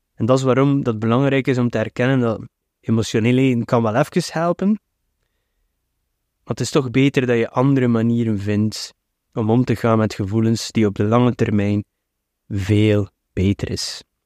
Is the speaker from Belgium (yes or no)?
yes; Flanders, Belgium; Bij ons in de Belgische cultuur, en de Vlaamse cultuur